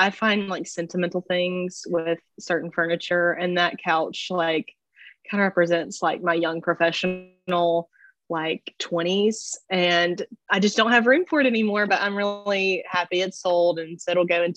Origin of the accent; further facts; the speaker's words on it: Laurel, Mississippi, United States; moved away as an adult; now in Birmingham, United States; I grew up in Laurel, Mississippi